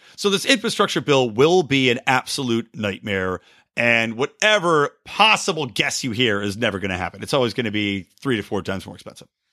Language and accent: English; United States; I enjoy being an American